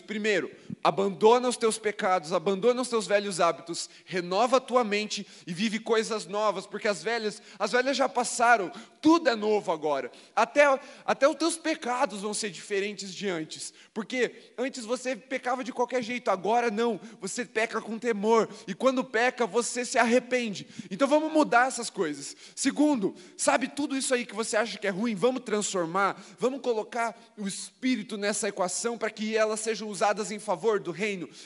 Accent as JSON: {"language": "Portuguese", "country": "Brazil", "said": "aqui somos brasileiros"}